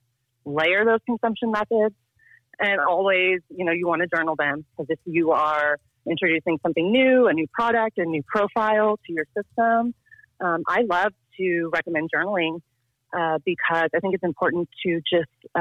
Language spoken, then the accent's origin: English; Tulsa, Oklahoma, United States; moved away as an adult; also born or lived in Washington, D.C. / Richmond, Virginia; I grew up in Tulsa